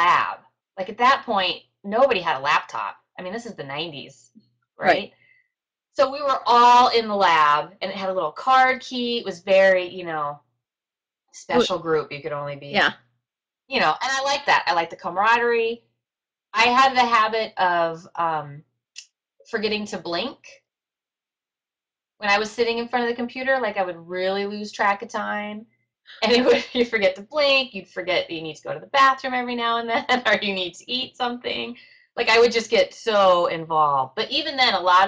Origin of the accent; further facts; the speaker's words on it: Nebraska, United States; moved away; also born or lived in Texas; I'm from Nebraska